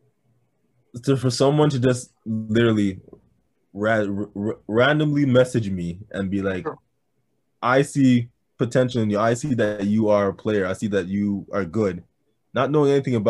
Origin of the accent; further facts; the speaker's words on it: Brampton, Ontario, Canada; I'm from Brampton.